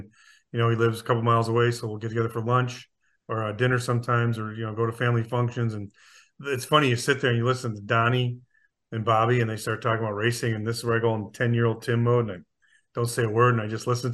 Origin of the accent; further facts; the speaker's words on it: Akron, New York, United States; in my hometown of Akron, New York, outside of Buffalo